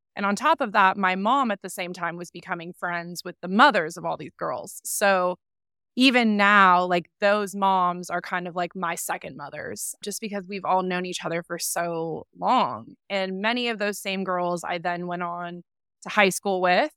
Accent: San Clemente, California, United States; So I grew up in San Clemente, California, little beach town um, near Laguna

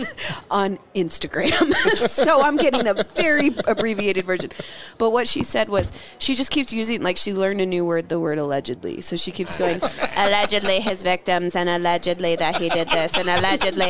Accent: Annapolis, Maryland, United States; I'm from Annapolis

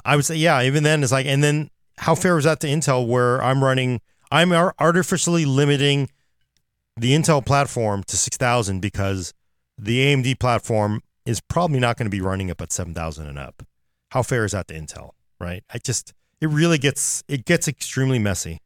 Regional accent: Oakland, California, United States; I am from Oakland

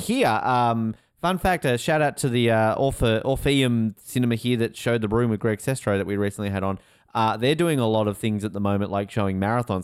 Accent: Australia; also born or lived in New York; as an Australian

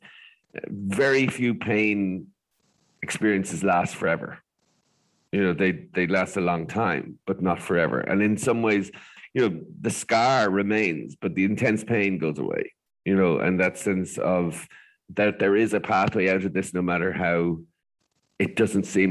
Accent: Ireland; as Irish people

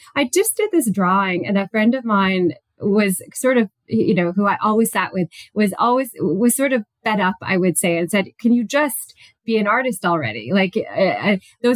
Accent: British Columbia, Canada; also born or lived in New Westminster, British Columbia / Vancouver Island; now in Innisfil, Canada; I'm originally from British Columbia, so I grew up there. I was born there in New Westminster

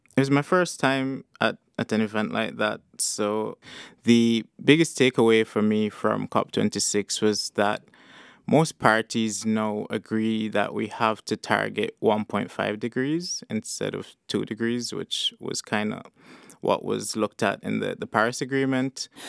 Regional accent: St. Kitts & Nevis; moved away as an adult; now in London, United Kingdom; So, like I said, I'm from Saint-Quentin-Nevis.

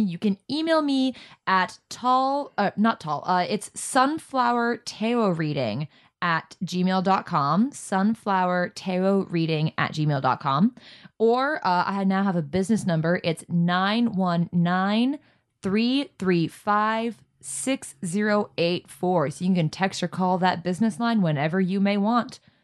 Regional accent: Florida, United States; I'm from Florida.

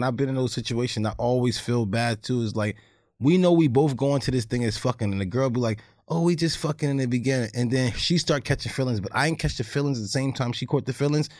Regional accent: New Jersey, United States; Well, I'm actually from New Jersey. So I'm from New Jersey, but I have a farm.

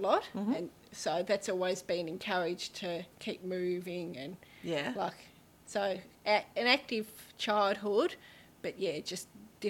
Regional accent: Westbury, Tasmania, Australia; also born or lived in Launceston; Okay. Well, I've always been Tassie. Yep. Grew up in Westboro.

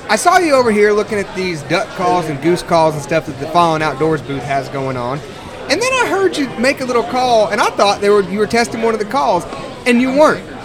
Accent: Anson County, North Carolina, United States; I'm from Anson County.

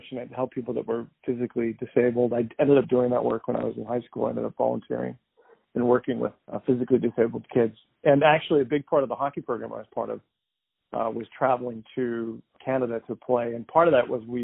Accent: Andover, Massachusetts, United States; I grew up in Andover, Massachusetts, which is a pretty nice place

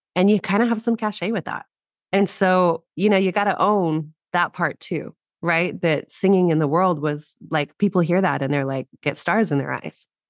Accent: New Mexico, United States; now in Los Angeles, United States; I grew up in New Mexico originally

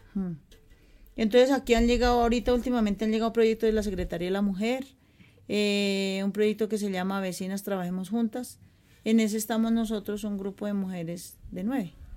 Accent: Bogotá, Colombia; also born or lived in Verjón Bajo, Santa Fe, Bogotá; yo soy natal de aquí, eh, de la vereda, nací en el Verjón Bajo Chapinero

